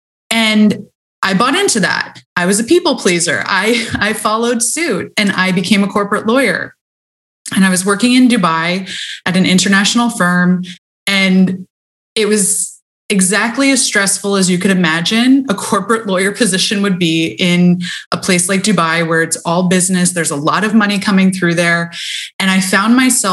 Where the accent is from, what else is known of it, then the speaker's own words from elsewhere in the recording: United States; I grew up in America